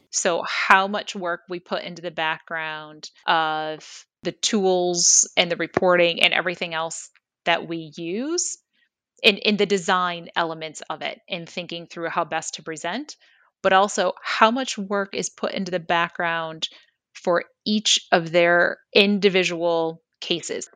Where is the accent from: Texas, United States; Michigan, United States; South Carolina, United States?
Michigan, United States; now in Lehigh Valley, United States; I grew up in Michigan and then came here, as mentioned, in, in two thousand three